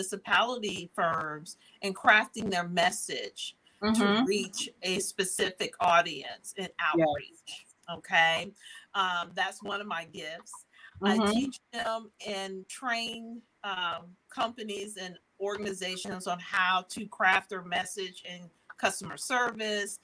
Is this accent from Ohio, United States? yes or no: yes; Dayton, Ohio, United States; I'm actually from Dayton, Ohio, but my business is based nationally and actually internationally